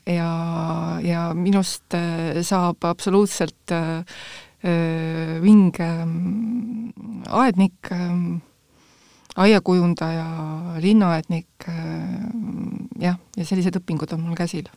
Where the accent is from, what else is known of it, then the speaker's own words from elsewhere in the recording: Tallinn, Harju County, Estonia; also born or lived in Järva County; mina olen e, ikka läbi ja lõhki tallinlane